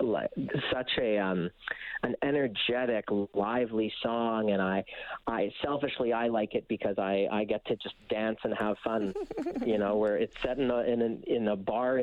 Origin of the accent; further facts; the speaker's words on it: Winnipeg, Manitoba, Canada; moved away as an adult; also born or lived in Boston / New York; growing up in Winnipeg